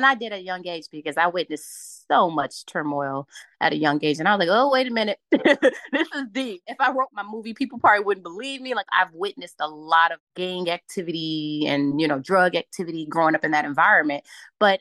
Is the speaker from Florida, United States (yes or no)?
no; Chicago, Illinois, United States; also born or lived in Los Angeles; growing up on the South Side, on the South Side of Chicago